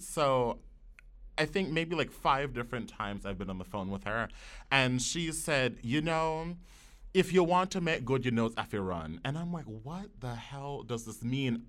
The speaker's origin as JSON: {"language": "English", "town": "New York City", "region": "New York", "country": "United States", "tie": "born or raised there", "said": "growing up in the Wakefield section of the Bronx"}